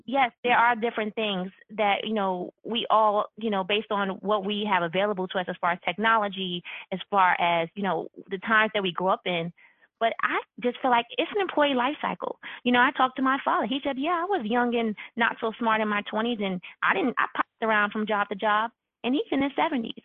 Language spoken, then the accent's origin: English; New York, United States; I'm born and raised in New York